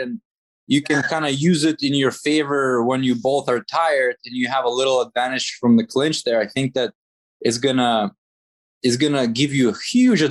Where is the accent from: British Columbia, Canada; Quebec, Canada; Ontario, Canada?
Ontario, Canada; Toronto; also born or lived in Riga, Latvia; I was born in Latvia, in Riga City, but I lived most of my life in Canada, in Toronto.